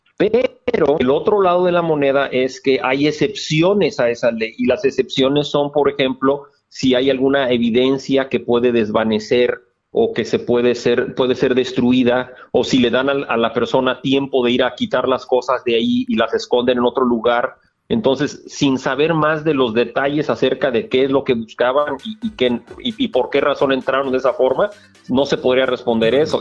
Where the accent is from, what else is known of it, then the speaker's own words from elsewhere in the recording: Guadalajara, Jalisco, Mexico; moved away as an adult; fui criado en Guadalajara de, de, edad 0 a edad 17